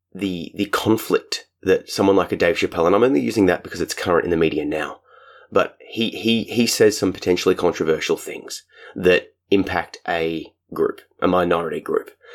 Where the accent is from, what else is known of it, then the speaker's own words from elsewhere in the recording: Australia; my home country, Australia.